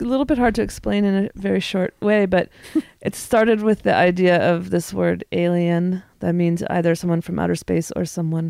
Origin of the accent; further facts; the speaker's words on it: the West, United States; I am born and bred in the West.